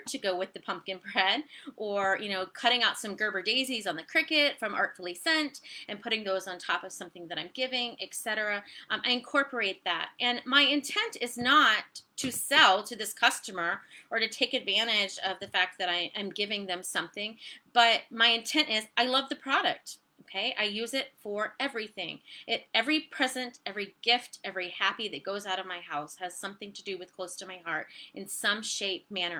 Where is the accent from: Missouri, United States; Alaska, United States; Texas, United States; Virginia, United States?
Virginia, United States; also born or lived in Ohio; So I live in Virginia. I grew up in Virginia. We detoured to Ohio. Now we're back